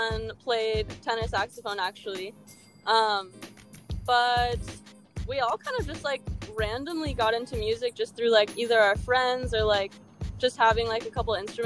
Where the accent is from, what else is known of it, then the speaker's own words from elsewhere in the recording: San Diego, California, United States; also born or lived in Los Angeles; I am from San Diego. I grew up right next to the beach.